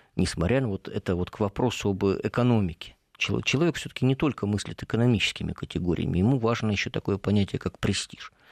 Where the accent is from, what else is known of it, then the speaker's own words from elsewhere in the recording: Rybinsk, Yaroslavl Oblast, Russia; моему родному городу Рубинску